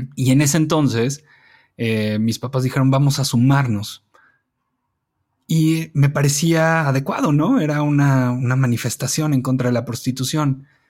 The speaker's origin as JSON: {"language": "Spanish", "region": "Mexico City", "country": "Mexico", "tie": "born or raised there", "said": "Yo crecí en la Condesa, desde, mm, desde que nací, nací en la colonia Condesa"}